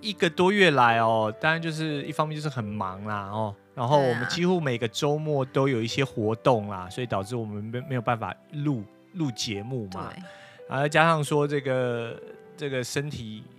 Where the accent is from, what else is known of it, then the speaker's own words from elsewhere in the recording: Taiwan; now in United States; 那我们就代表台湾